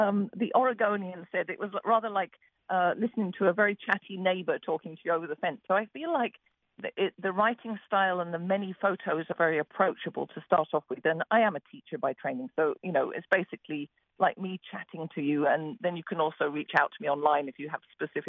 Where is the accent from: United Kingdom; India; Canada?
United Kingdom; England; moved away; I'm from England